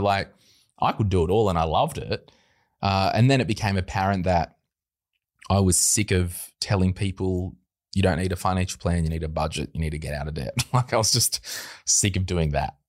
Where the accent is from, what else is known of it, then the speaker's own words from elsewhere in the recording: Berkeley Vale, New South Wales, Australia; we grew up at Berkeley Vale. Lived yep. in one house for the first twenty five years